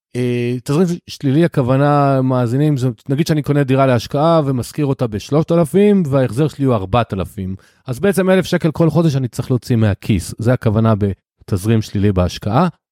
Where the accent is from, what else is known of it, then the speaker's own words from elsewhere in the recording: the Krayot, Haifa District, Israel; now in Rakefet, Israel; אני יליד הקריות, אני היום גר ליד כרמיאל, ביישוב בשם רקפת